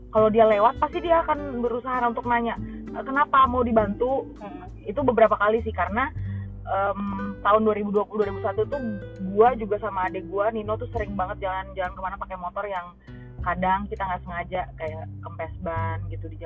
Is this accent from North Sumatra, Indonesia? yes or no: no; Jakarta, Indonesia; jadi aku kayak berusaha ngejelasin oh iya aku dari Jakarta maksudnya ngejelasin bahwa, supaya mereka tahu bahwa Indonesia itu nggak cuma Bali doang